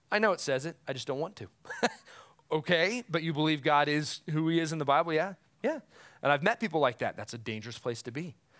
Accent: United States; as an American

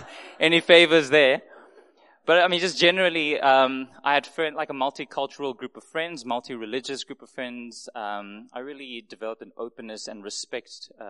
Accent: Mafikeng, North West, South Africa; also born or lived in Yangon / Singapore; I was born in Burma, in Yangon, in Southeast Asia, just sort of north of Thailand. Came to South Africa at the age of 8 months to Mafeking in the Northwest.

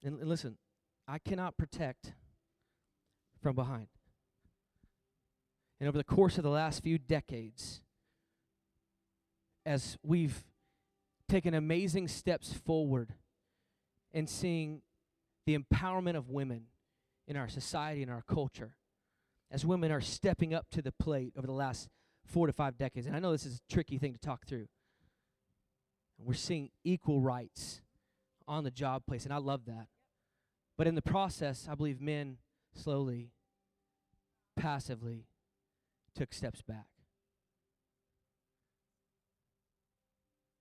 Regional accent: Texas, United States; I'm from Texas, and I'm unashamed

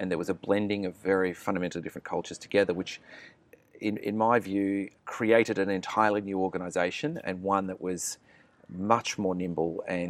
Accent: Canberra, Australian Capital Territory, Australia; also born or lived in Melbourne; So I was born in Melbourne, grew up in Canberra

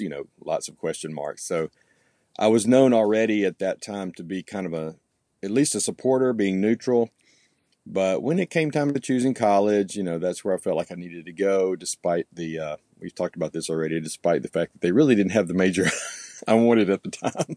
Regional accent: Oxford, Mississippi, United States; also born or lived in Texas; I grew up here

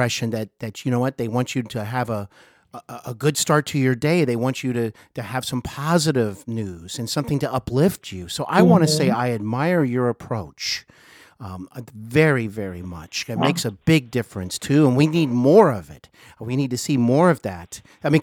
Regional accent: Cincinnati, Ohio, United States; also born or lived in Hollywood; I now reside in my hometown of Cincinnati

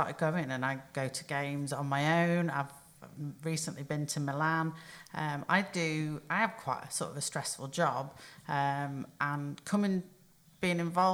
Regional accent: Chorley, North West England, United Kingdom; I come from Chorley, which people might not know, but it's about 30 miles from Liverpool

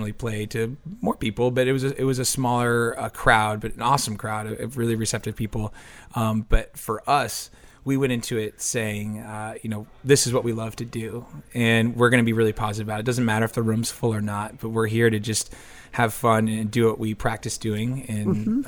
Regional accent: Hartford, Connecticut, United States; We're from Connecticut. Most of us are from Connecticut. We have two guys that live in New York, but we say, you know, we're based out of Hartford, Connecticut.

